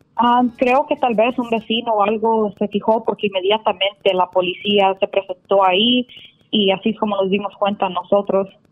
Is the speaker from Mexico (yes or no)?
no; El Salvador; yo soy, curiosamente del Salvador